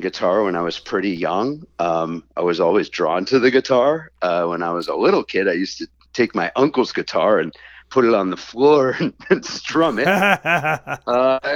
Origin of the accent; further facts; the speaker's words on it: Boston, Massachusetts, United States; also born or lived in New York; I was born in New York, but when I was about four, my family moved to the Boston area.